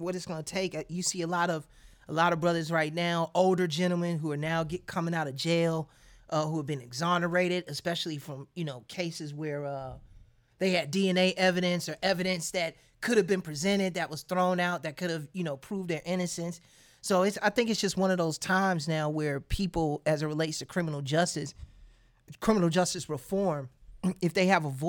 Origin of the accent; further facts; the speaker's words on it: Chicago, Illinois, United States; speaking as a Chicagoan